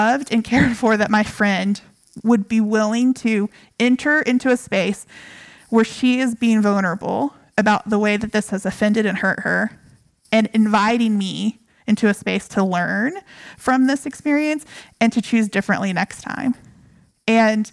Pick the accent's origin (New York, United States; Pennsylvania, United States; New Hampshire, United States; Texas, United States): Texas, United States; also born or lived in Hawaii; I am a girl from Texas, okay, a white girl